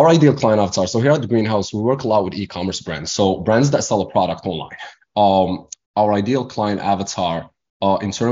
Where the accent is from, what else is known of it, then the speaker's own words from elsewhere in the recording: Morocco; English is a second language; moved away as an adult; now in United States; I was born and raised in Morocco, came to America to finish my school, my education.